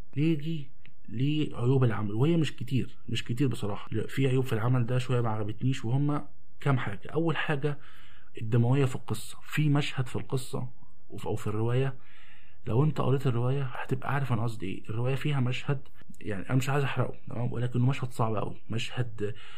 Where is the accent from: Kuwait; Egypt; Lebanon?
Egypt; عندنا في مصر